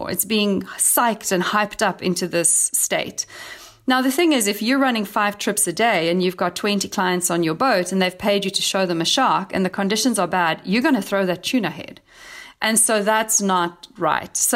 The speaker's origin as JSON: {"language": "English", "town": "Cape Town", "region": "Western Cape", "country": "South Africa", "tie": "born or raised there", "said": "I'm actually going to be hosting my first ever trip in my hometown of Cape Town, sharing the lesser known sides of Cape Town"}